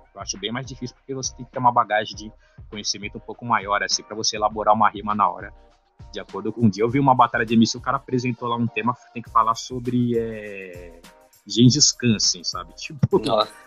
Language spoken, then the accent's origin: Portuguese; São Paulo, Brazil; do bairro do Ipiranga, né, que é o bairro onde eu cresci